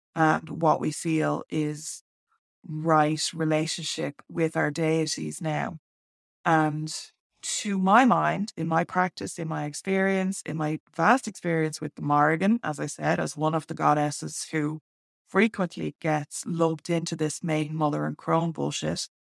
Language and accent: English; Ireland